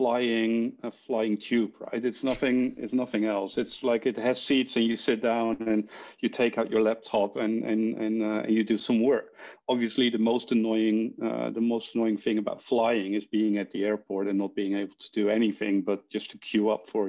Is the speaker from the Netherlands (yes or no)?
yes; Netherlands; accent: Dutch; English is a second language; moved away as an adult; also born or lived in Ireland / London; I'm actually from Holland, born and raised.